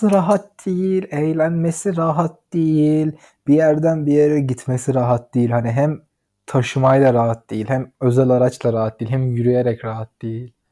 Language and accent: Turkish; İzmir, Turkey; Evet yani, ben İzmirliyim Moruk anlamam. Ben Cihangir'i bilirim. Kadıköy'ü bilirim.